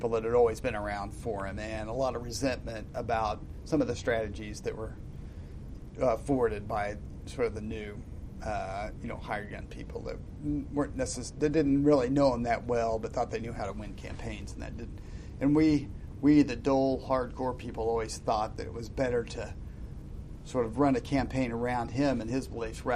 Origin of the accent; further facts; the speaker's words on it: Midwest, United States; I always felt sort of like an alien being as a Midwesterner in New England, because the people are much, you know, the Yankees are a lot different than we Midwestern people